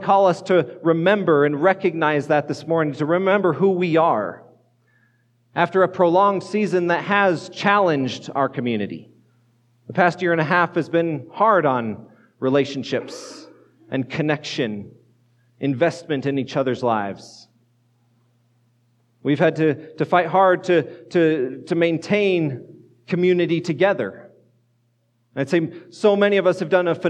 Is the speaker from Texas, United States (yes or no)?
no; Colorado, United States; moved away as an adult; also born or lived in northeastern Pennsylvania; now in Fort Collins, United States; I grew up in Colorado